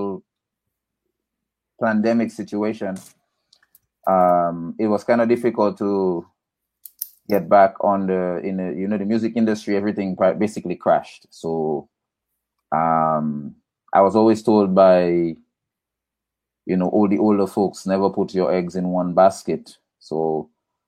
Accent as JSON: {"language": "English", "town": "Portsmouth", "country": "Dominica", "tie": "born or raised there", "also_born_or_lived": "north of Dominica", "said": "originally from Portsmouth. I grew up in between two places, Portsmouth and Savanpai Gilead area, that's up in the north"}